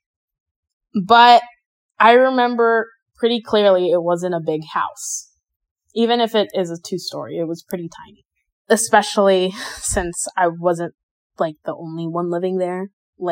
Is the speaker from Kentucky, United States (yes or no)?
yes; Kentucky, United States; also born or lived in Anaheim, California; I was born in Anaheim and shortly after moved to Kentucky